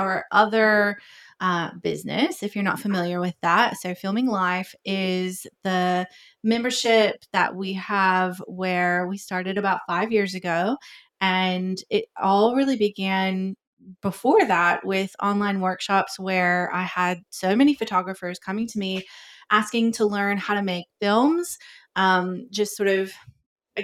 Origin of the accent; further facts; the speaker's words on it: Georgia, United States; moved away as an adult; also born or lived in Tennessee; now in Sydney, Australia; I am originally from America. I was born in Tennessee, grew up in Georgia, moved back to Tennessee.